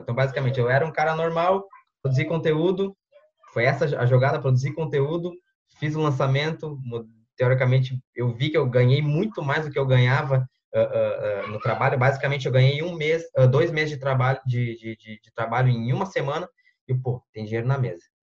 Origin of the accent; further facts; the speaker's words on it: Porto Alegre metropolitan area, Rio Grande do Sul, Brazil; sou do Sul, sou da região metropolitana de, de Porto Alegre, uma cidadezinha teoricamente pequena aqui.